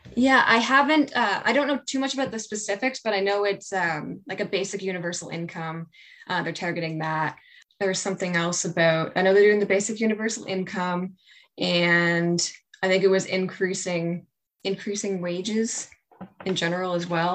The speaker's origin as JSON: {"language": "English", "town": "Saint John", "region": "New Brunswick", "country": "Canada", "said": "I'm from St. John"}